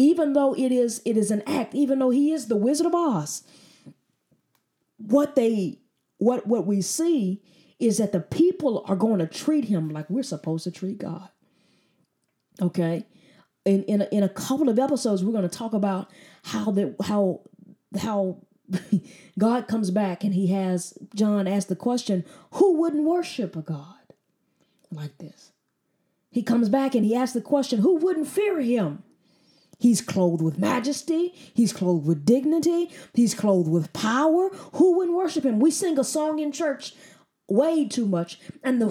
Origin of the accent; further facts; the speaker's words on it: United States; as an American